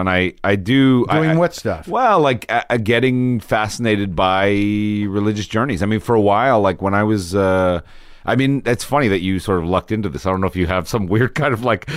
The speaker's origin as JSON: {"language": "English", "town": "White Plains", "region": "New York", "country": "United States", "tie": "born or raised there", "said": "In Westchester County. So town? White Plains."}